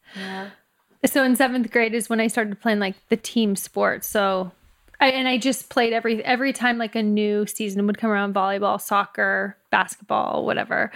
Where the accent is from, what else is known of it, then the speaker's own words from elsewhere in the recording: Humboldt, Saskatchewan, Canada; now in San Francisco Bay Area, United States; I grew up in Humboldt, Saskatchewan, Canada, so it's five thousand people, very small